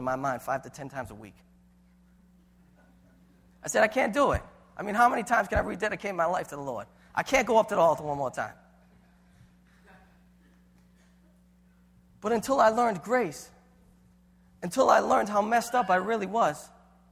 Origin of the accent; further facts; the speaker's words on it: Boston, Massachusetts, United States; I have an Italian heritage. We don't talk about what we go through. We're from Boston